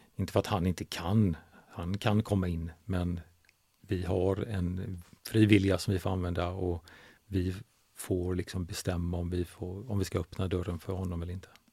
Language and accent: Swedish; Gothenburg, Västra Götaland, Sweden; now in Huskvarna, Sweden; jag kommer från Göteborg